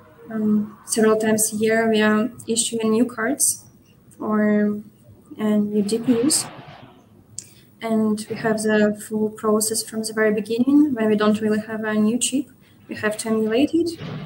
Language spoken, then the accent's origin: English; Ukraine; moved away as an adult; also born or lived in Kyiv, Ukraine; now in Munich, Germany; I'm working from Munich, from Germany, but originally I'm Ukrainian, and I worked from Ukrainian office, but had to relocate 1 year ago